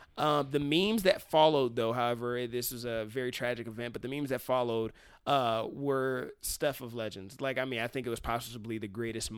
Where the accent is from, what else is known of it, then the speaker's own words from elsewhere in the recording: Cincinnati, Ohio, United States; I'm from Cincinnati